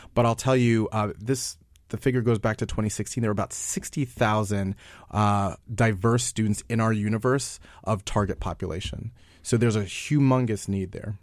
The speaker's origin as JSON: {"language": "English", "region": "New York", "country": "United States", "said": "I'm from New York"}